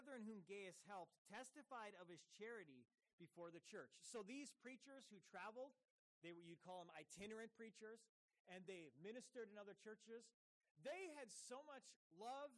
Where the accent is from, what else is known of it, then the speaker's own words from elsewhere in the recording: United States; As an American, I have had this same practice here